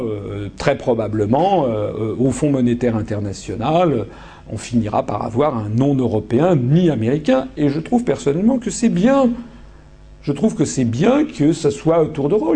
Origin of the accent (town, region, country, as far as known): France